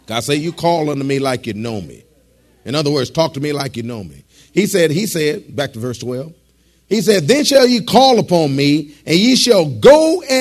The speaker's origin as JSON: {"language": "English", "town": "Detroit", "region": "Michigan", "country": "United States", "tie": "born or raised there", "moved": "yes", "said": "I was born and raised in Detroit"}